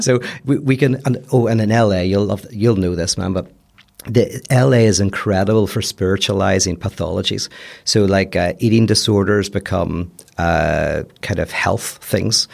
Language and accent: English; Belfast, Northern Ireland, United Kingdom; accent: Belfast; moved away as an adult; also born or lived in United States; now in Los Angeles, United States; fifteen years, and I still sound like I'm from Belfast